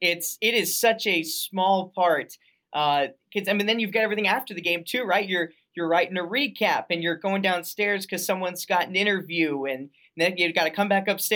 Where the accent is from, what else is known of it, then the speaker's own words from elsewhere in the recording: Denver, Colorado, United States; moved away as an adult; also born or lived in Arizona; now in Quad Cities, United States; I grew up in Denver and I had family that lived in Grand Junction